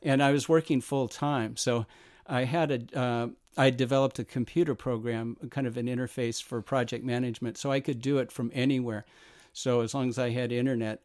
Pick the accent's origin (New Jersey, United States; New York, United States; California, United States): California, United States; Whittier; also born or lived in Los Angeles; I was born in Los Angeles and grew up in Whittier, prettier Whittier